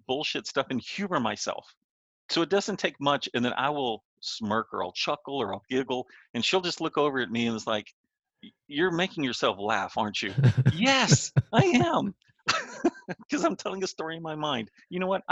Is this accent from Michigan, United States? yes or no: no; Texas, United States; I come from Texas in the United States